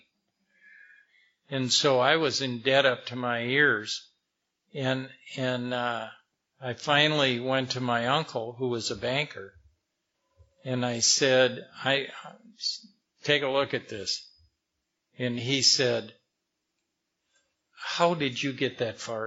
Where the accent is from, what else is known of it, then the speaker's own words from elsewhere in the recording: Madison, Wisconsin, United States; I grew up in Wisconsin